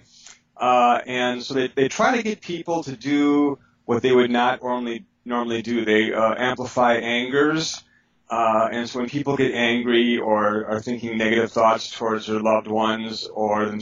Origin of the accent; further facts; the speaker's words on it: Milwaukee, Wisconsin, United States; I grew up in Milwaukee, Wisconsin